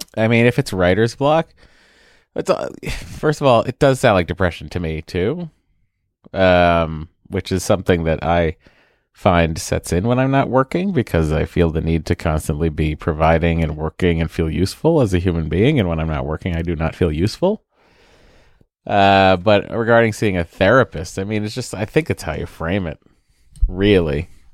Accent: New England, United States; I'm from New England

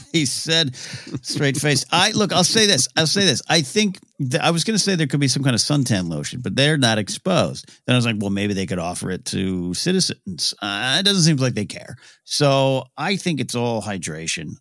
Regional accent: Pismo Beach, California, United States; growing up in Pismo Beach, California

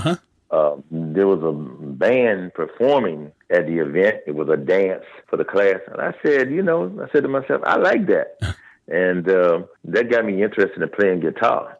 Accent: Washington, District of Columbia, United States; I'm from Washington, D.C.

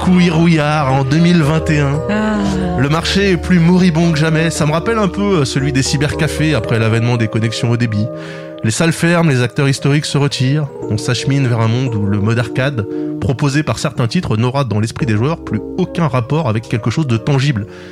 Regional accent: France; la salle d'arcade de Plessis 2, là où j'ai grandi

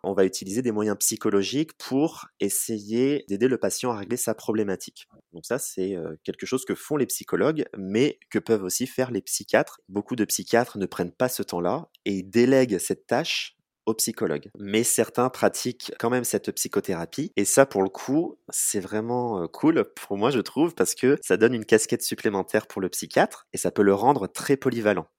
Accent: Charente-Maritime, Nouvelle-Aquitaine, France; moved away as an adult; also born or lived in Bordeaux; now in Poitiers, France; Moi, je suis originaire de Charente-Maritime

